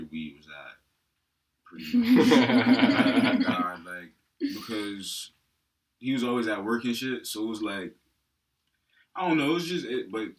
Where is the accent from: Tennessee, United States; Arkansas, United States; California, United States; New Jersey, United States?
New Jersey, United States; now in Pennsylvania, United States; Jersey. I'm from the fifth floor.